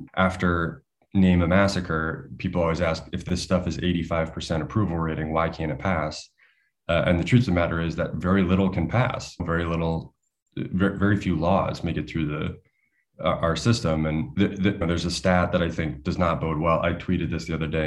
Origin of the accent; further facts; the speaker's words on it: United States; As an American